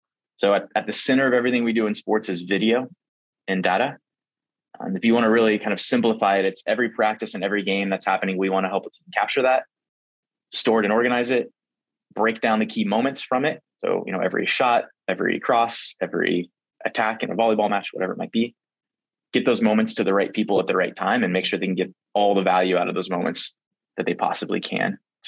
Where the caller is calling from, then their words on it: Lincoln, Nebraska, United States; I'm Zooming in from Lincoln, Nebraska. This is where our headquarters is for the company.